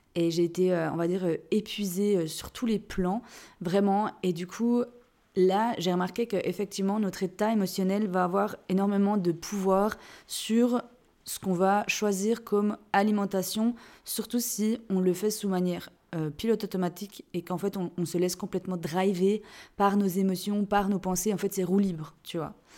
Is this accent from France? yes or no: no; Jura, Switzerland; je suis née en Suisse, je suis jurassienne, et chez nous, on dit roy